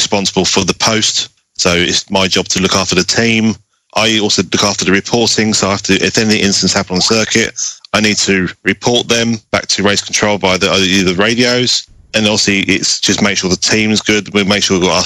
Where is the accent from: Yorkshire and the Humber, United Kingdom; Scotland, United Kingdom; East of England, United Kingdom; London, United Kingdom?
East of England, United Kingdom; Luton; now in Chatteris, United Kingdom; I'm originally from Luton. I now live in Chatteris, which is somewhere in the middle of Fenlandshire, Cambridgeshire.